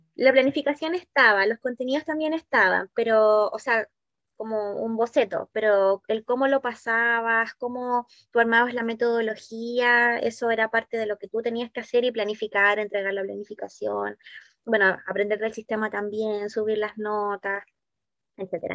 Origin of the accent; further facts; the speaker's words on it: Valdivia, Los Ríos, Chile; moved away as an adult; now in Santiago, Chile; estudié acá en Valdivia en una escuela de monjitas